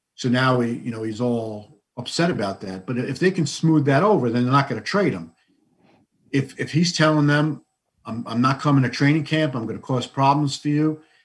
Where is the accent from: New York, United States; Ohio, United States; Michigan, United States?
New York, United States; New York City; I grew up in Fresh Meadows, which is in Queens